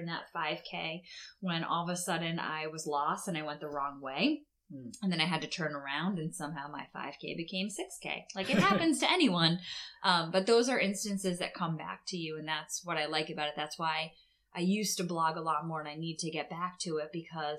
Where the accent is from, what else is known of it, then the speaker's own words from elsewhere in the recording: Boston, Massachusetts, United States; now in Netherlands; I grew up in the Boston area